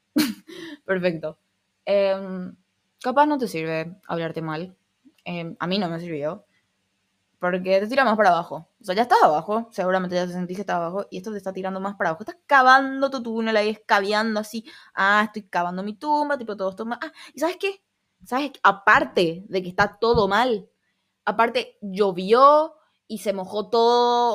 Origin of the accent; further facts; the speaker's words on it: Paraguay; accent: Argentine (picked up); Yo no me identifico siendo paraguaya